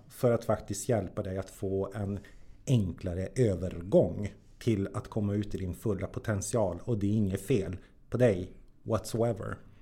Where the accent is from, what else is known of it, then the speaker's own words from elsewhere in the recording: Jokkmokk, Norrbotten County, Sweden; jag är född och uppväxt i Jokkmokk.